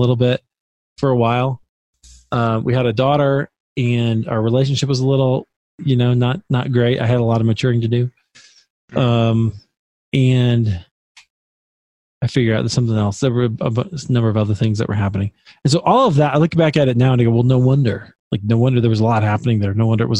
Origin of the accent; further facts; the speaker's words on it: Des Moines, Iowa, United States; my hometown where I'm from, in Des Moines, Iowa.